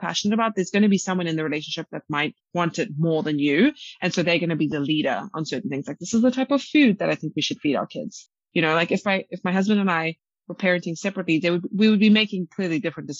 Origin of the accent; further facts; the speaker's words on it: South Africa; I'm from South Africa